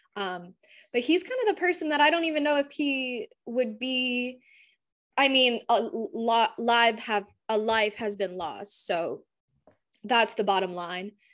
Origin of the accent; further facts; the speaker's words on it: Southwest Florida, United States; I'm from Southwest Florida